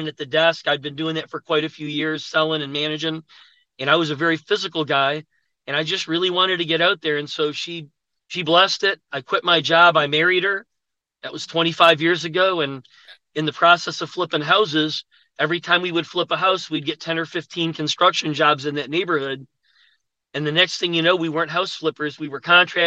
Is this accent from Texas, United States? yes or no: no; Buffalo, New York, United States; moved away as an adult; now in Atlanta, United States; I'm from Buffalo, New York. I went to college there.